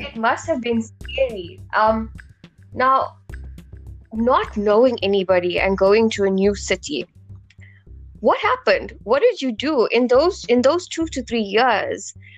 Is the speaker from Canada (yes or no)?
no; South Africa; I am a South African